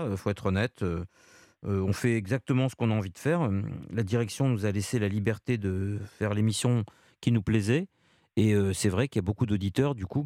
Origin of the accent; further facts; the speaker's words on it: Paris, Île-de-France, France; je suis parisienne.